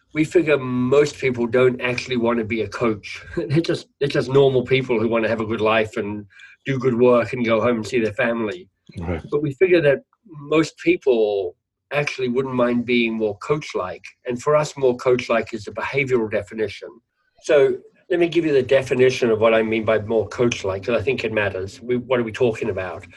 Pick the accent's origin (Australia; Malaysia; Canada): Australia; moved away; nieces and nephews actually in Australia as an Australian